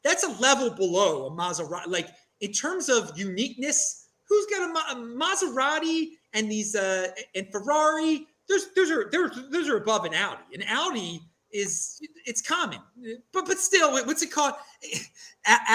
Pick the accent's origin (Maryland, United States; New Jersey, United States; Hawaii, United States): Maryland, United States; now in Bowling Green, United States; I'm from Maryland